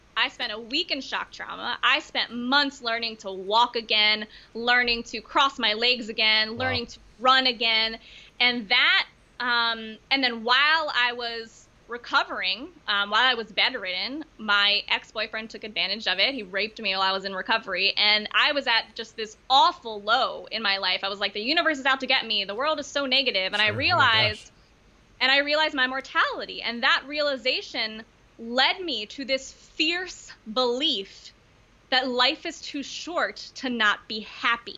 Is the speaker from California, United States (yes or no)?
no; Baltimore, Maryland, United States; I grew up in Baltimore, Maryland